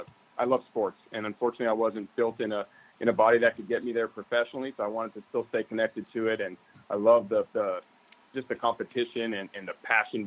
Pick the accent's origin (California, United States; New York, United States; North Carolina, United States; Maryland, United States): California, United States; San Diego; San Diego in Scripps Ranch.